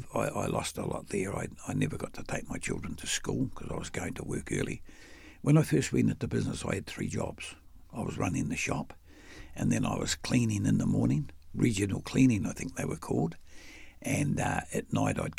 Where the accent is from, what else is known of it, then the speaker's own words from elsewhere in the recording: Wellington, New Zealand; now in Auckland, New Zealand; I'm a simple boy from a working class family in Newtown and Wellington.